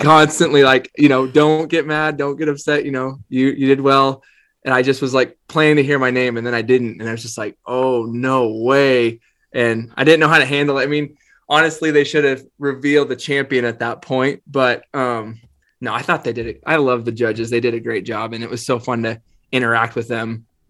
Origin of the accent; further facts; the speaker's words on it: Northeastern Oregon, United States; I grew up in Northeastern Oregon